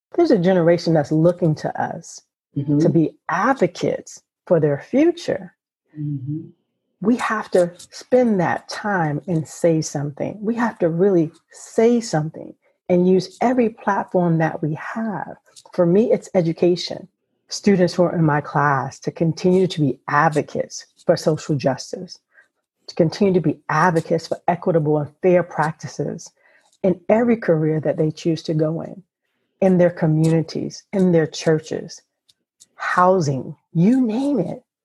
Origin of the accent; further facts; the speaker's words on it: South Carolina, United States; I grew up in a small town in South Carolina and there were not a whole lot of things to do in the rural South. Uh, where I'm from It's considered the low country, or people would call Gullah area